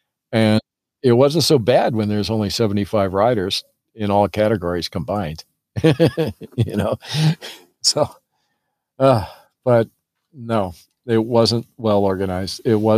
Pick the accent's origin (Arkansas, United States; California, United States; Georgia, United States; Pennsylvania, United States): California, United States; Oakland; born there; I was born in Oakland. My father was in the Navy. When I was 6 months old, we took a ship to Guam.